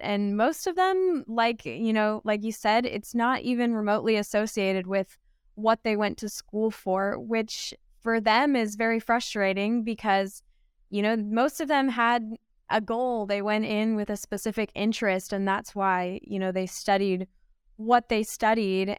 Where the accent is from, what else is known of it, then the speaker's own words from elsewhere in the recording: Pennsylvania, United States; me growing up in Pennsylvania